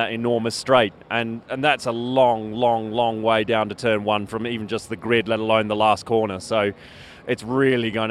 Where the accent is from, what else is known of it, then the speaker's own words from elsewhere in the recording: Australia; I'm an Aussie